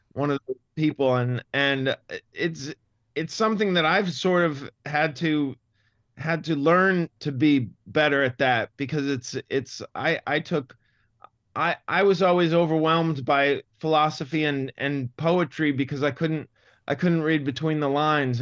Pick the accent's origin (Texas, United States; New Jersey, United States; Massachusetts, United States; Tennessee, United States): Massachusetts, United States; accent: Boston; moved away; the Boston accent really, it, it really turns me off. It's, it's, it's sad because it's, it's my, my roots